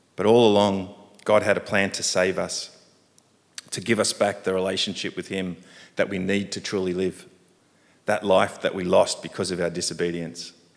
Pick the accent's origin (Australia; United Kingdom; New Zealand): Australia; Sydney, New South Wales; moved away as an adult; now in Hong Kong; I grew up in Sydney